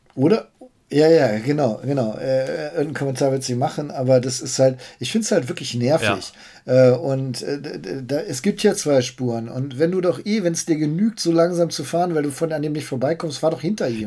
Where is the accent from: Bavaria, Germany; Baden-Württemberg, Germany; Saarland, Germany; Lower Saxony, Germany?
Lower Saxony, Germany; Bückeburg; ich bin in Bückeburg aufgewachsen, so eine typische Kleinstadt